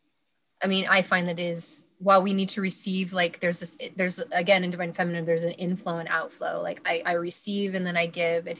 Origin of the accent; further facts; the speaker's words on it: Washington, United States; my hometown here in Washington State